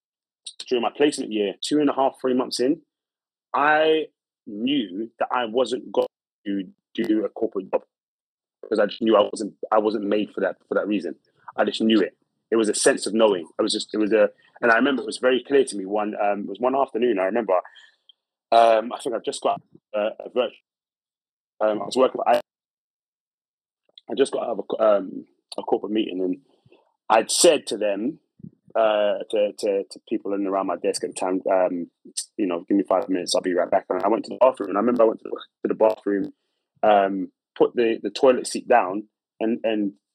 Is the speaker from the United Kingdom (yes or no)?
yes; London, United Kingdom; I was brought up in a place called Brixton, South London in the 90s